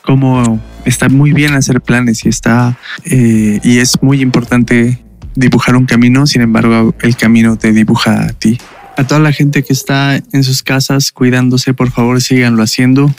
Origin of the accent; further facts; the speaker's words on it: Mexico City, Mexico; soy de la Ciudad de México